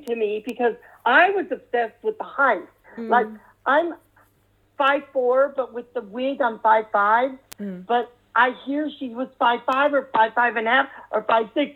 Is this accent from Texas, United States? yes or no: yes; San Antonio, Texas, United States; moved away; Growing up in San Antonio, Texas, where I'm at now, visiting mom, this is my hometown